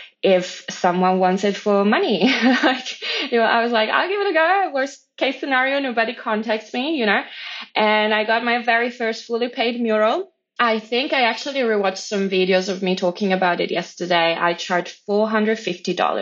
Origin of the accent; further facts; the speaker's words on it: Italy; moved away as an adult; also born or lived in Poland; now in Australia; But so I was born in Poland. I grew up in Italy